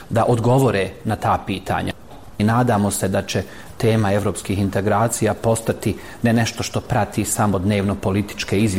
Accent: Gradačac, Federation of Bosnia and Herzegovina, Bosnia & Herzegovina; dolazim iz Gradačca.

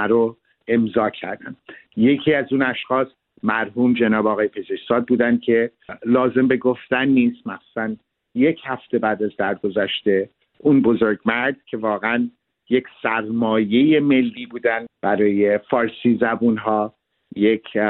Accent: Geneva, Switzerland; now in Canada; در ژنو به دنیا آمدم

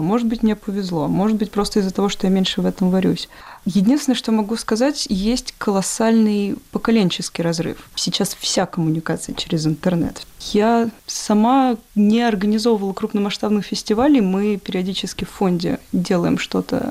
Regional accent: Ryazan, Ryazan Oblast, Russia; moved away as an adult; now in Saint Petersburg, Russia; я сама родом из Рязани, и участвовала во всяких сверхкамерных фестивалях в Рязани

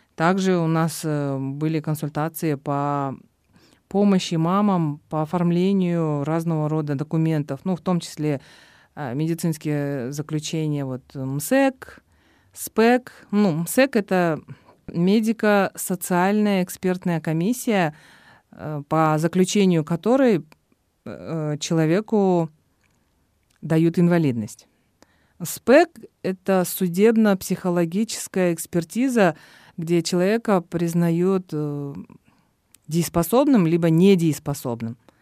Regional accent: Kyzyl-Kiya, Batken Region, Kyrgyzstan; в родном городе

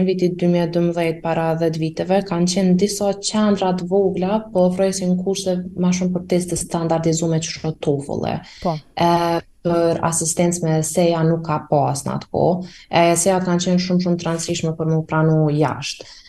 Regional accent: Kosovo; si një kosovare 18 veqare

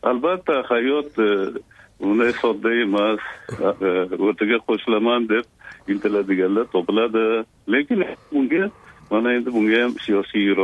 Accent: Uzbekistan

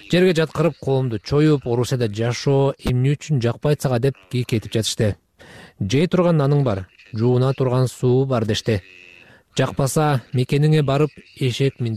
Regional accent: Russia; also born or lived in Bishkek, Kyrgyzstan; мен кыргызстанда бишкекте бирок орусияда чоңойгом деп жооп бердим бул жерде бала бакчага мектепке университетке бардым бүт өмүрүм ушул өлкөдө өттү деп айттым

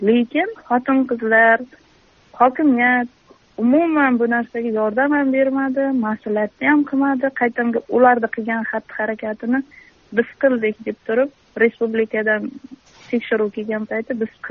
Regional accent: Kamashi District, Kashkadarya Region, Uzbekistan; qashqadaryo viloyati qamashi tumanida tug'ilganman

